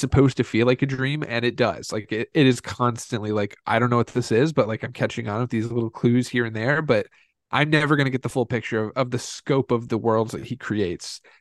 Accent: Indiana, United States; most kids, uh, like us growing up in Indiana

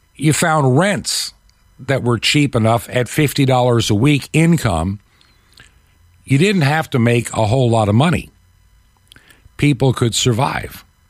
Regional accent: United States; as an American

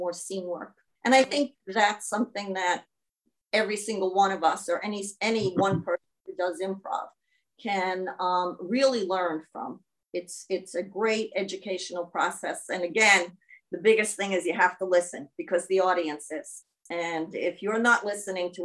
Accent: New York, United States; accent: New York; now in Auckland, New Zealand; my New York accent

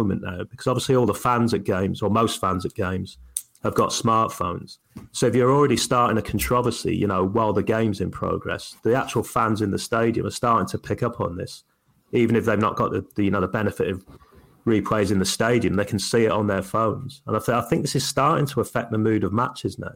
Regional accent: United Kingdom; being British

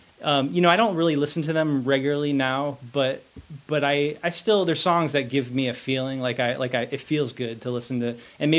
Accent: Winston-Salem, North Carolina, United States; also born or lived in Boston; I grew up in North Carolina. My family's from Boston, but when I was pretty young, we moved to Winston-Salem, North Carolina, and I went to school there.

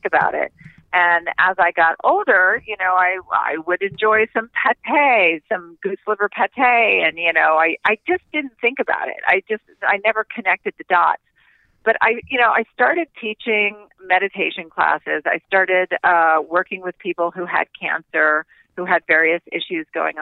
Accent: Doraville, Georgia, United States; when I was growing up in Doraville, Georgia

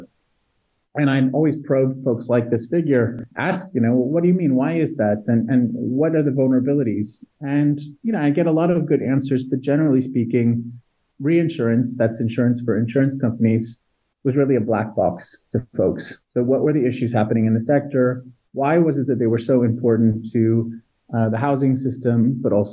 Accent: Florida, United States; I grew up in Florida with hurricanes in a coastal environment

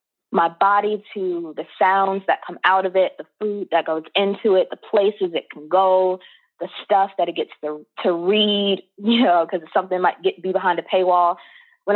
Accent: Chicago, Illinois, United States; now in New England, United States; back home in Chicago

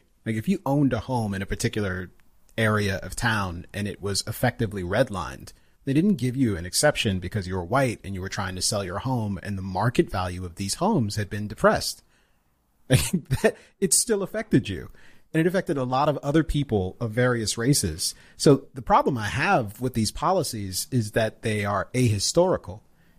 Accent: Jamaica; I can't have an opinion on it in public because I'm Jamaican.

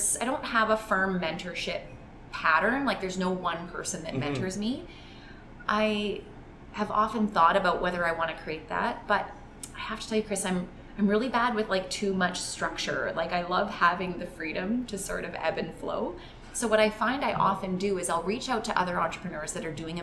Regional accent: Calgary, Alberta, Canada; I grew up in Calgary, and I went to a high school in Calgary that was in downtown Calgary

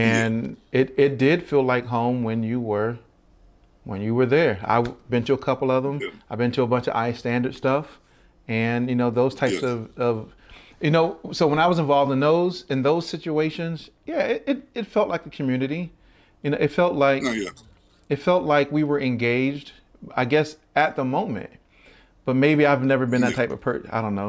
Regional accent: Baltimore, Maryland, United States; he's from Baltimore, I'm from Baltimore

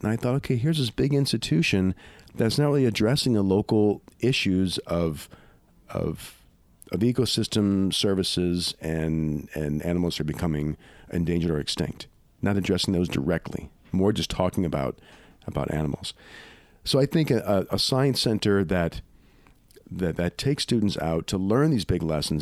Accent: Louisiana, United States; where I grew up in Louisiana

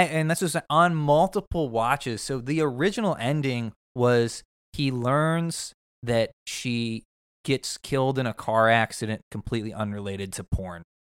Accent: Midwest, United States; I'm from the Midwest

